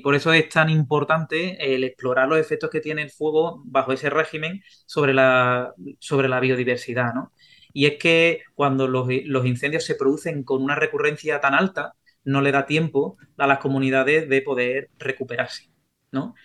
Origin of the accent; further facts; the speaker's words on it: Sanlúcar de Barrameda, Andalusia, Spain; yo soy de San Lucas de Barrameda.